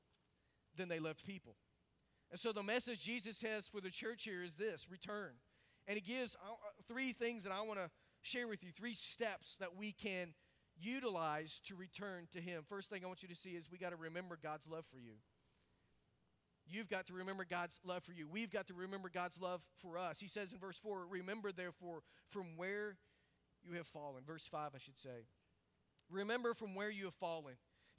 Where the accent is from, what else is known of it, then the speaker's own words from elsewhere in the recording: Arkansas, United States; I grew up in Arkansas around a whole lot of hogs and chickens.